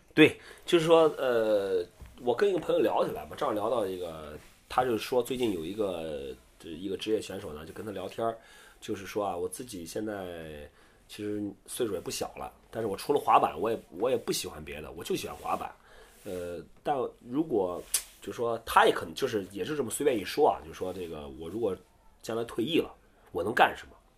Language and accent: Chinese; Qingdao, Shandong, China; 我们在青岛，我是青岛人